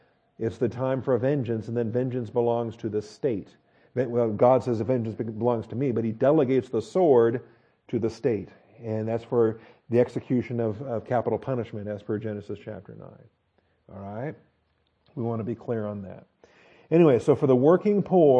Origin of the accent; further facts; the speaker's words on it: United States; we're all American